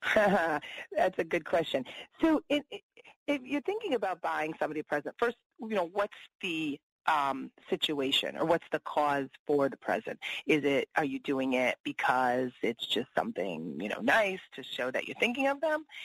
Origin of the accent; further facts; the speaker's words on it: East Coast, United States; I'm from the East Coast